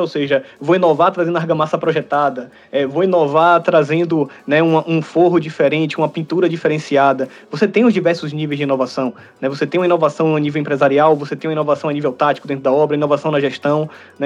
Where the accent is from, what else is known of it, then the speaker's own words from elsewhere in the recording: Brazil; enquanto brasileiro